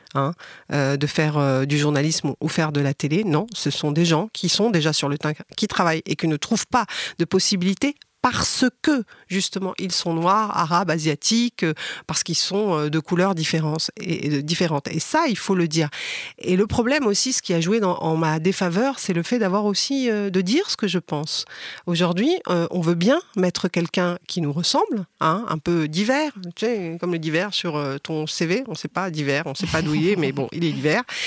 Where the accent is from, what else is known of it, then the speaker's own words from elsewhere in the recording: France; also born or lived in Beirut, Lebanon; j'ai j'ai grandi en France, j'étais à l'école de la République